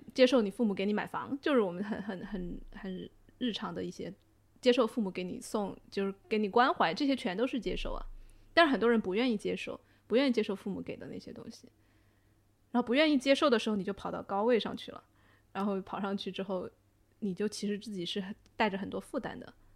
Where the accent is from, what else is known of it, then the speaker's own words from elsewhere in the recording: China; 我们中国人很喜欢，互相打麻烦嘛